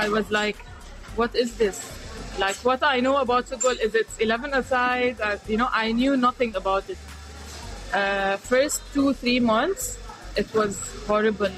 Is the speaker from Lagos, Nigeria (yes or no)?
no; Kano, Kano State, Nigeria; moved away as an adult; also born or lived in Lebanon; now in London, United Kingdom; born and raised in Nigeria. I'm originally from Lebanon